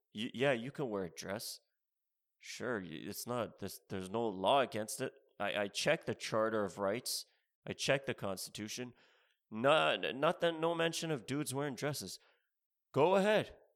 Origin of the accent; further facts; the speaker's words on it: Canada; moved away as an adult; also born or lived in Ontario; now in United States; I'm from Canada.